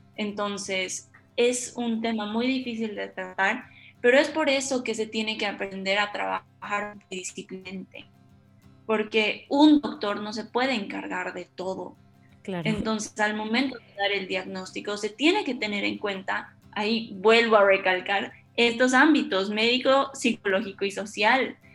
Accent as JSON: {"language": "Spanish", "country": "Bolivia", "moved": "as an adult", "lives_now": "Argentina", "said": "cuando me fui de Bolivia, porque soy de Bolivia, cuando me fui de Bolivia y me vine a estudiar a Argentina"}